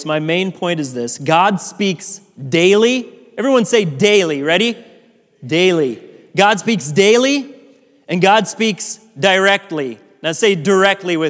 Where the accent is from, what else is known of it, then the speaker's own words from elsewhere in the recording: Indianola, Iowa, United States; I grew up in Indianola, Iowa. It's just south of Des Moines. I grew up on a farm